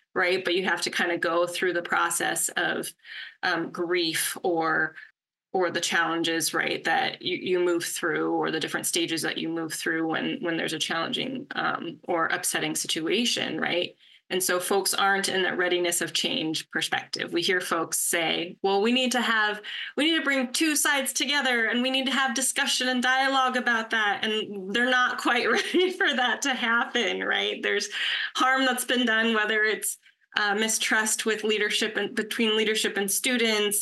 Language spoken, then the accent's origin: English; California, United States; also born or lived in Pennsylvania; I was born and raised in California